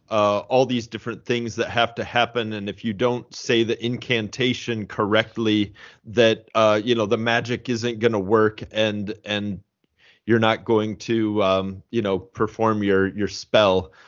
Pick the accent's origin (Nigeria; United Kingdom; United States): United States; Indiana; also born or lived in St. Louis, Missouri; I am a Hoosier, uh, through and through, both the Saint Louis, uh, version and the Indiana version.